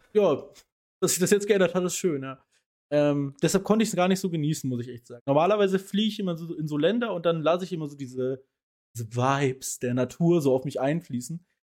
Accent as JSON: {"language": "German", "country": "Germany", "said": "als Deutscher"}